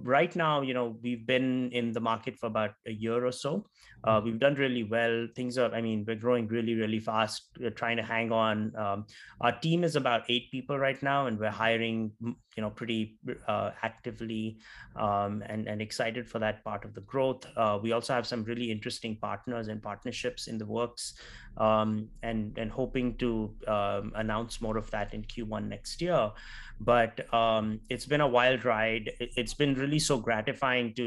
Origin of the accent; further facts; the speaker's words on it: Nagpur, Maharashtra, India; moved away as an adult; also born or lived in South India / West India; now in United States; I'm from India, from a small town called Nagpur, which is the geographical center of India.